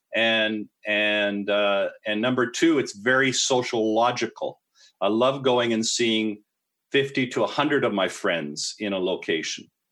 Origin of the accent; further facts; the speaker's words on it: Canada; I am a Canadian